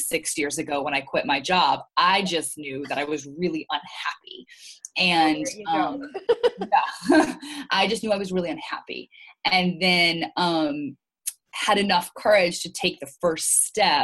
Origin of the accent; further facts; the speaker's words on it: Louisiana, United States; moved away as an adult; also born or lived in Maryland, United States / New York, United States; grew up in Louisiana. I am mostly Lebanese. I grew up with a Lebanese family.